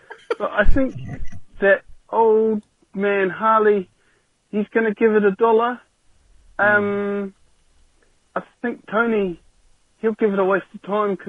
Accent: New Zealand; accent: Kiwi; I'm obviously a Kiwi kid, just judging by my accent.

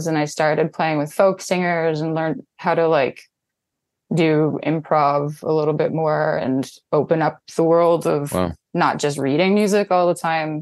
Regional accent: Saskatchewan, Canada; moved away as an adult; now in Toronto, Canada; I moved here from Saskatchewan, which is where I was born and grew up

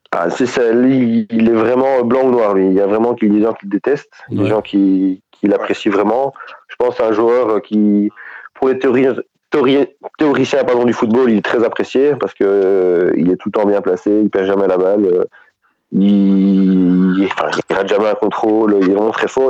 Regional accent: Belgium; chez nous en Belgique

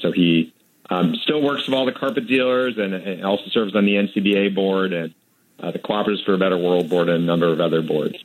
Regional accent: Manchester, New Hampshire, United States; when I was growing up in Manchester, New Hampshire, my dad ran the local carpet store

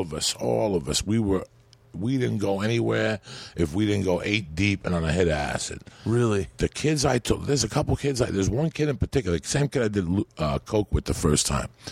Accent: North Bergen, New Jersey, United States; English is a second language; also born or lived in Cuba; I'm from North Bergen, New Jersey, where you're always tackling hills.

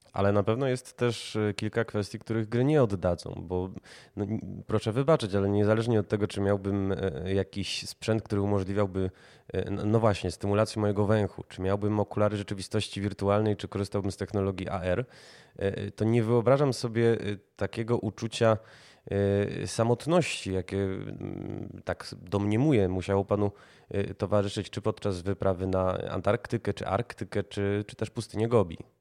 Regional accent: Kraków, Lesser Poland, Poland; sam jestem Krakusem

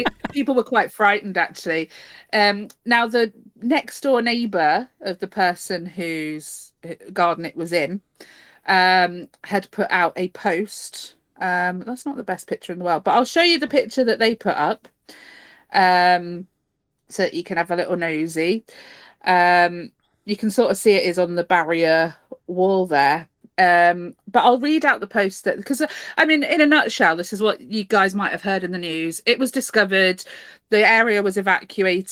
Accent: Cornwall, South West England, United Kingdom; moved away; as a Cornish person

